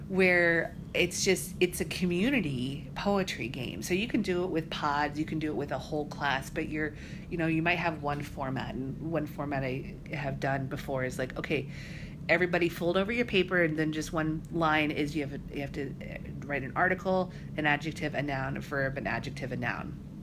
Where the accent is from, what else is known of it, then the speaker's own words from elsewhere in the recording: Colorado, United States; moved away as an adult; also born or lived in Fort Dodge, Iowa / Maine; now in Iowa, United States; But we moved when I was just a, a little kid. I was probably nine. We moved out to Colorado, which really is where I kind of see my home is Colorado. I grew up there.